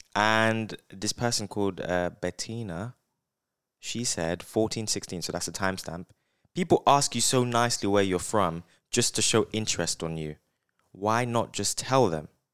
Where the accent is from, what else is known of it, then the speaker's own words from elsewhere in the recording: United Kingdom; I'm from, from the U K.